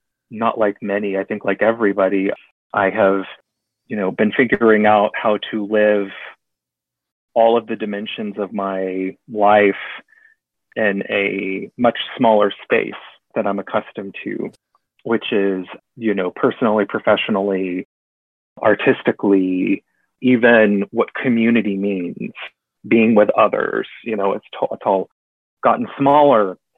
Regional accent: Kentucky, United States; born there; also born or lived in Texas, United States; Born, no. I was born in Kentucky when dad was in seminary, but my dad is a born and raised Texan.

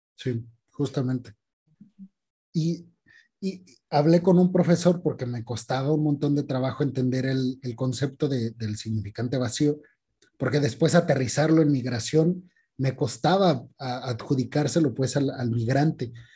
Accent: Mexico; como mexicanos

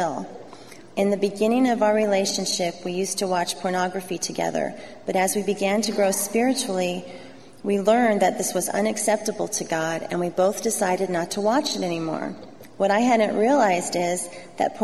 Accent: Southern California, United States; I grew up here in Southern California in what I thought was a perfect home

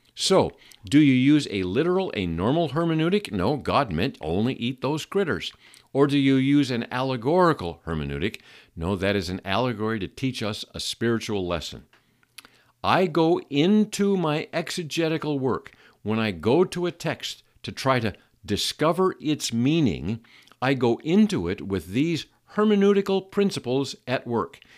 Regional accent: Seattle, Washington, United States; I grew up in Seattle

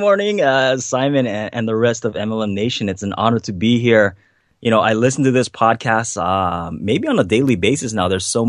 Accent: Hawaii, United States; growing up on the North Shore of Hawaii, I didn't come from much. You know, we didn't have much. You know, the house that I grew up in had a big hole in the roof.

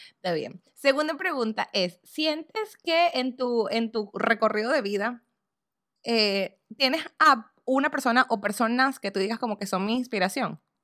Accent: Venezuela; accent: Venezuelan; now in United States

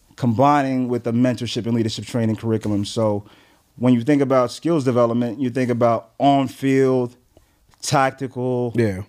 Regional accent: New York City, New York, United States; also born or lived in Flatbush, Brooklyn; Grew up in Crown Heights, New York.

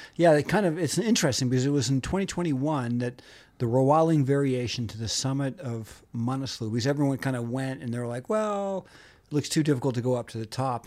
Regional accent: Montana, United States; I'm from Montana.

